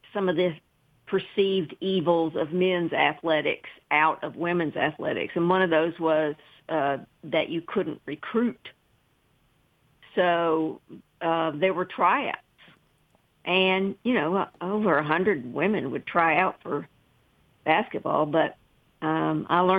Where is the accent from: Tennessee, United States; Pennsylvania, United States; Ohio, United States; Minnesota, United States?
Tennessee, United States; Chattanooga; also born or lived in Cleveland, Tennessee; I grew up in Chattanooga